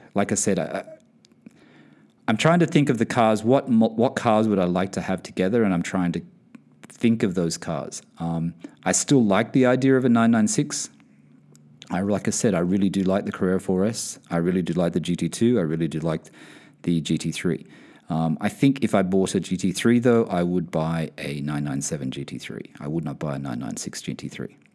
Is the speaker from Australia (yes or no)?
yes; Sydney, New South Wales, Australia; now in United Kingdom; I am originally from Sydney, Australia